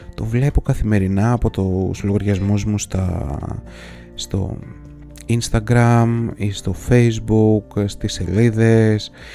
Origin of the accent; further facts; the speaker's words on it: Greece; also born or lived in Athens; εμείς οι Έλληνες